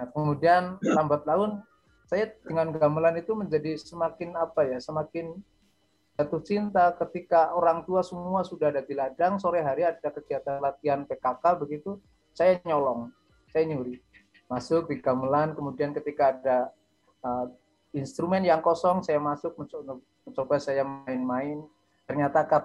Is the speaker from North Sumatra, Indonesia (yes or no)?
no; Cilacap, Central Java, Indonesia; sebetulnya saya orang dari desa dan sangat desa Pak Dimi. Bahkan eh, sering saya diolok-olok teman katanya desa saya itu eh, tidak ada di peta gitu ya.